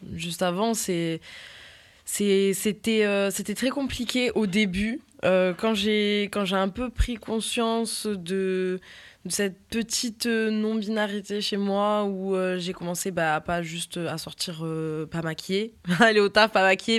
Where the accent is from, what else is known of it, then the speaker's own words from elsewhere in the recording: Toulouse, Occitania, France; moved away as an adult; now in Paris, France; moi j'ai grandi à Toulouse